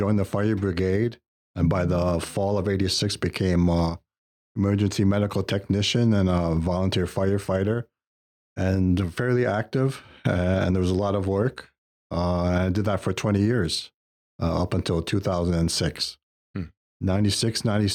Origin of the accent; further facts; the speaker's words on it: Detroit, Michigan, United States; moved away; I was born in the States, Detroit, Michigan, went through the Catholic school system there.